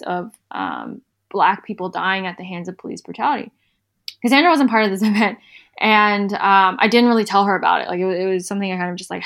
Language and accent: English; South Carolina, United States; I'm from South Carolina, we just have like a very different upbringing